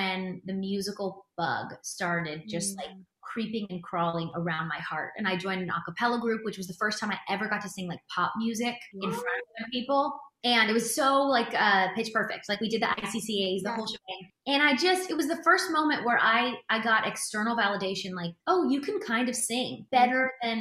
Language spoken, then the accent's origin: English; Delaware, United States; moved away as an adult; now in California, United States; I'm from Delaware originally.